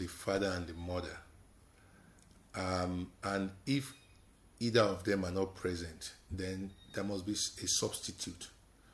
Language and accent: English; Lagos, Nigeria; moved away as an adult; also born or lived in Ibadan, Nigeria; now in London, United Kingdom; I was born in Ibadan, at the Oyo Hospital. And so I grew up in Lagos